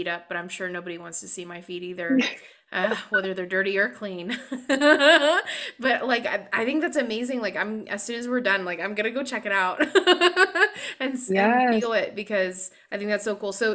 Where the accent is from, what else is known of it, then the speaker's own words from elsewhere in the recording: California, United States; I'm such a Californian.